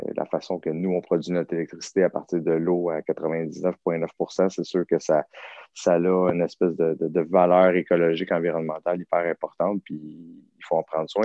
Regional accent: Saint-Liboire, Quebec, Canada; moved away as an adult; also born or lived in Saint-Hyacinthe; now in North Shore, Quebec, Canada; je viens d'un tout petit village qui s'appelle Saint-Liboire

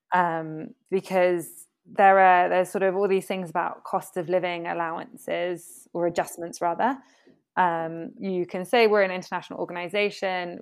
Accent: United Kingdom; now in Latin America; myself being British, a woman of color, but a British passport holder, British educated

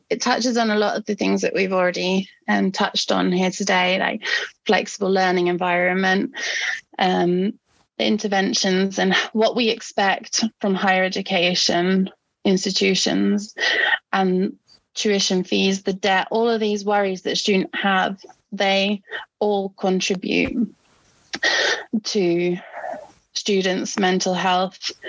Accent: Norway; English is a second language; I mean, like I mentioned, I'm I'm from Norway, where we have a great healthcare system.

